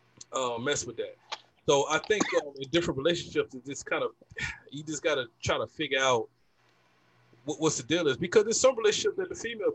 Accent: Georgia, United States; I'm from Georgia, right? I'm from the South

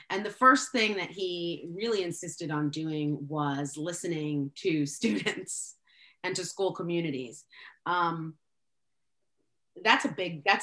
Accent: El Salvador; I'm, I'm as I uh, mentioned, I'm from El Salvador, uh, a, a country that was never named when I grew up in school.

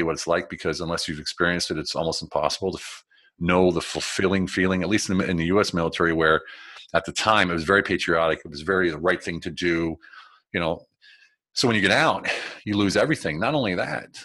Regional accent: United States; moved away as an adult; also born or lived in Germany / Berlin; now in Budapest, Hungary; I'm an American. Yes, I'm American

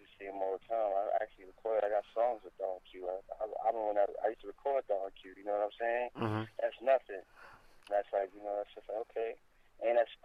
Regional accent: New York City, New York, United States; I'm from Highbridge

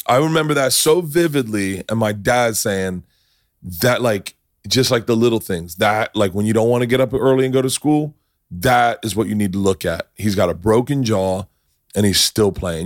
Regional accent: Tampa, Florida, United States; I'm from Tampa

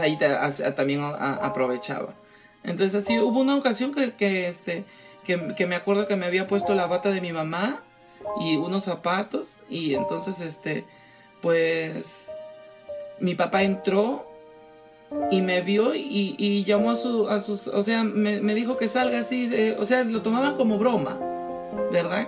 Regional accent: Peru; born or raised there; moved away

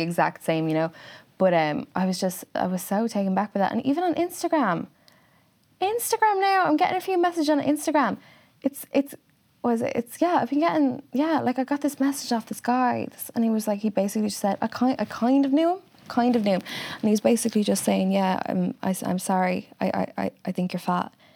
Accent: Wexford, Leinster, Ireland; moved away; I'm from Wexford

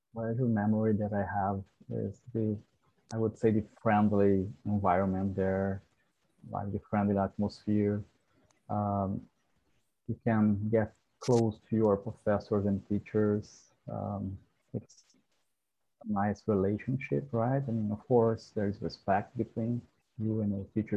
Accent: Brazil; moved away as an adult; now in Kingston, Canada; I was an international student. I'm from Brazil.

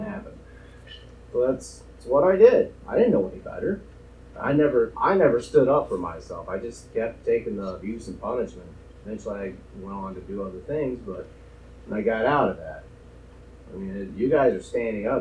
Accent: Arkansas, United States; moved away; I grew up in Arkansas

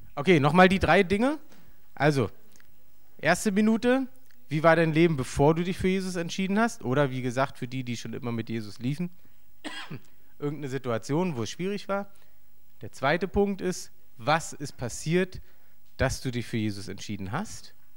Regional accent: East Germany, Germany; für mich als Ossi

